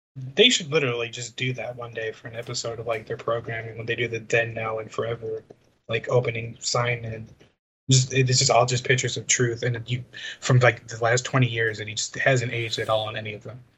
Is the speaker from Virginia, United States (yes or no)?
no; Chicago, Illinois, United States; a Chicagoan and a fan of Chicago sports